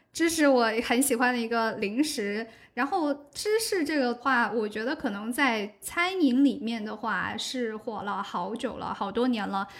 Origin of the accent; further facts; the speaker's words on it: Guangdong, China; 我是广东人，所以我觉得像我在广州跟我身边的人的日常饮食其实都挺清淡的